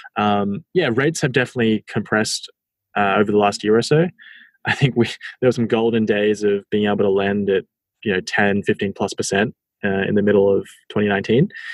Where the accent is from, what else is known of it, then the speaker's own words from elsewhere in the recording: Australia; I'm from Australia